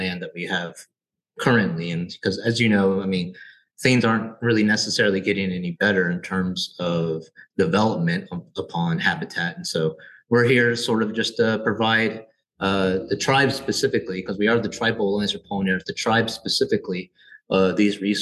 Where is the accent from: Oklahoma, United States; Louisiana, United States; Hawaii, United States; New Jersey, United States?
Oklahoma, United States; Wagoner; I grew up here in Oklahoma, over in Wagner, Oklahoma